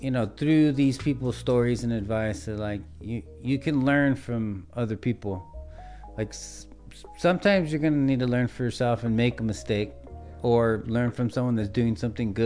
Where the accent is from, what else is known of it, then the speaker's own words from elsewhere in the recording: Wilmington, California, United States; also born or lived in San Pedro, California; I enjoyed growing up in Wilmington